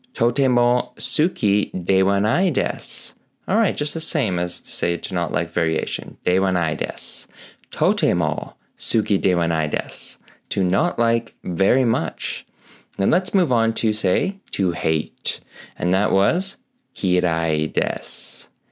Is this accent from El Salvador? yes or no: no; Canada; as I'm Canadian, totem poles are a thing here